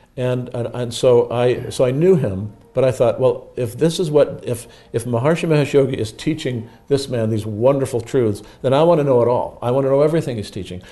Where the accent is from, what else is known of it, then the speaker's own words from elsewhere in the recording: East Cleveland, Ohio, United States; also born or lived in Lakewood, Ohio; I was born in East Cleveland, Ohio, right near where the Kirtland, the Mormon Kirtland Temple is